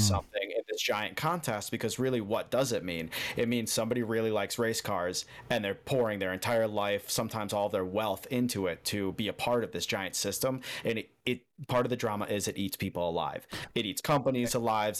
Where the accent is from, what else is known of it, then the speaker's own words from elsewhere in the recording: outside of Chicago, Illinois, United States; now in Key Largo, United States; originally from outside of Chicago